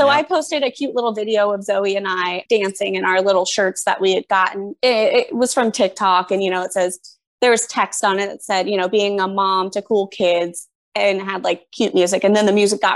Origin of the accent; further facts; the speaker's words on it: Winter Haven, Florida, United States; now in Lake Mary, United States; I live in Lake Mary, but I grew up in Winter Haven.